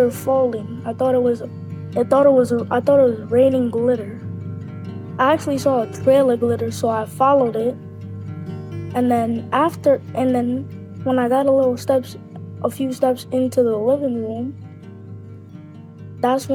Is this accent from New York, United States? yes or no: yes; New York City, New York, United States; I'm 9 years old, and I'm from Brooklyn